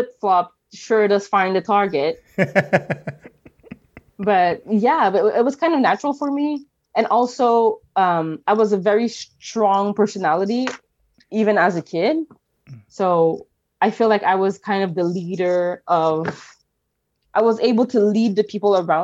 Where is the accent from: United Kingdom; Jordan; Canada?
Canada; Montreal, Quebec; My childhood in Montreal was very different from a lot of people because I grew up downtown, like downtown Montreal